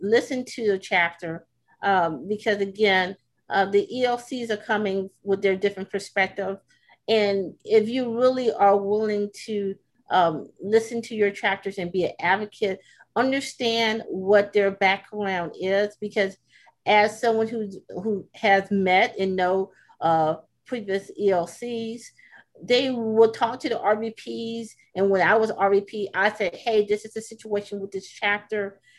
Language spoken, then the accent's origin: English; the South, United States; again, I'm from the South.